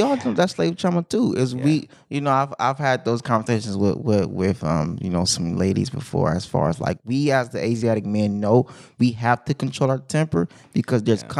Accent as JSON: {"language": "English", "town": "Compton", "region": "California", "country": "United States", "said": "I'm from Westside Compton."}